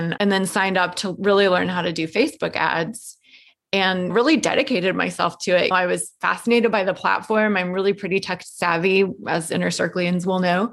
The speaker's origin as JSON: {"language": "English", "town": "Atlanta", "region": "Georgia", "country": "United States", "tie": "born or raised there", "also_born_or_lived": "New York City", "moved": "as an adult", "said": "relocated to Atlanta, which is my hometown and where I live now."}